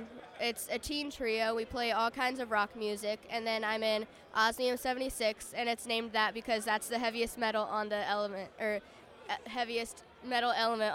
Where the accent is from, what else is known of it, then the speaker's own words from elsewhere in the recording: Charlotte, North Carolina, United States; I'm from Charlotte, North Carolina.